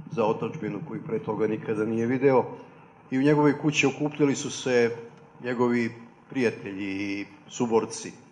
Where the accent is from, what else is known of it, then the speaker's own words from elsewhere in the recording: Vojvoda Stepa, Vojvodina, Serbia; u mom rodnom selu Vojvoda Stepi u Bagatu dobrovoljačkom naselju u jednoj kući od naboja.